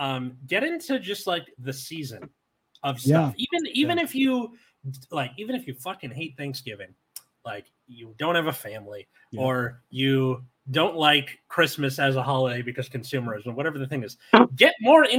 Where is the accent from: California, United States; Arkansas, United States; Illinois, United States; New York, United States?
California, United States; Los Angeles; I'm from L.A.